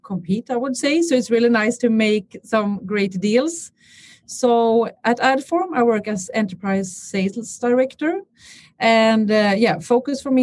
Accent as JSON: {"language": "English", "town": "Stockholm", "region": "Stockholm County", "country": "Sweden", "tie": "born or raised there", "said": "I'm born and raised in Stockholm"}